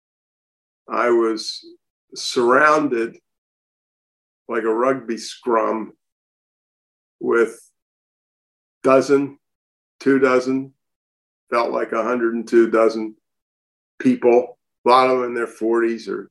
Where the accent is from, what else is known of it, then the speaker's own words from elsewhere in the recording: United States; I was born in 1942 in the United States of America of intelligent parents.